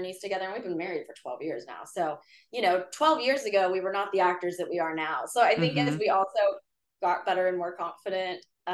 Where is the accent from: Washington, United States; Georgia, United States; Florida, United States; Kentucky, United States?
Kentucky, United States; Northern; now in Los Angeles, United States; I grew up in Northern Kentucky, right by that tri-state Cincinnati, Indiana area